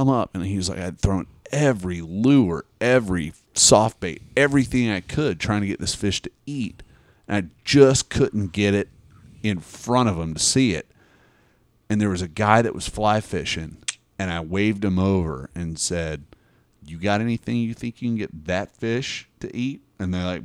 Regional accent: Tennessee, United States; I'm from Tennessee

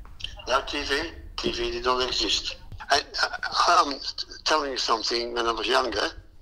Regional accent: Netherlands; moved away as an adult; now in Australia; Yes, I was born in Holland.

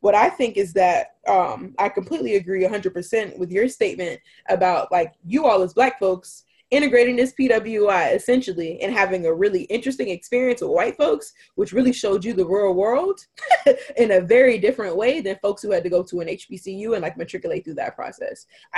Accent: United Kingdom; born there; No, I was born in the United Kingdom.

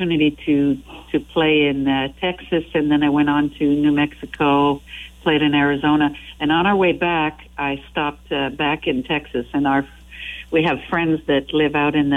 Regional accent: Quebec, Canada; first language French; English is a second language; Yes, that's my mother tongue. Of course, yeah, I speak French.

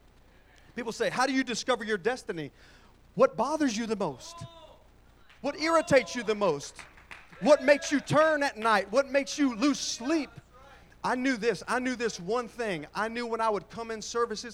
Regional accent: Pine Hills, Florida, United States; moved away; I was born in Pine Hills

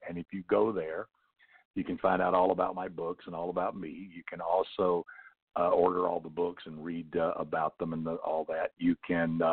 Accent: the South, United States; I grew up in the South

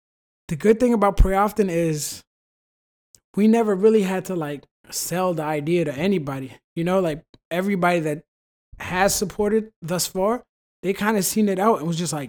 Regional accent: Virginia, United States; Man, with sports, you know we're from Virginia.

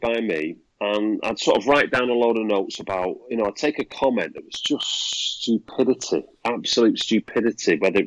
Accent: Manchester, North West England, United Kingdom; I'm from Manchester, you know, grew up in the south Manchester, Fallowfield. But I live North Manchester now

